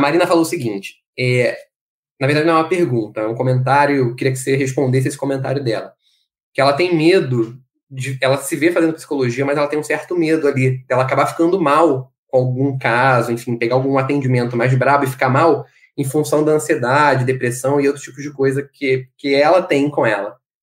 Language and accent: Portuguese; Brazil; sobretudo sendo brasileiro como nós somos